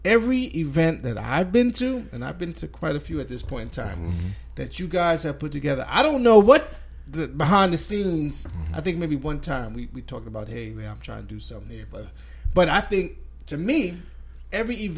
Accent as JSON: {"language": "English", "region": "New York", "country": "United States", "said": "I'm a New Yorker"}